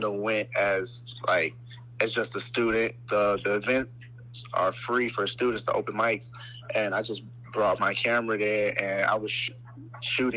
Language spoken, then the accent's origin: English; Chicago, Illinois, United States; born and raised in Chicago, all 21 years of my life.